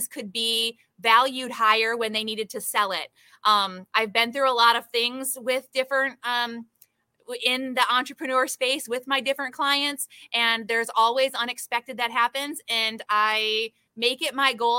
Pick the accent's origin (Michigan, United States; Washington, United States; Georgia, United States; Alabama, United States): Michigan, United States; moved away as an adult; now in Tampa Bay, United States; I am from Michigan originally.